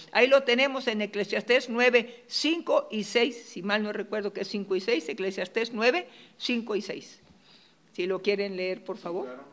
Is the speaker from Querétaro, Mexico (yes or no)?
no; Monterrey, Nuevo León, Mexico; moved away; Allá en Monterrey, mi tierra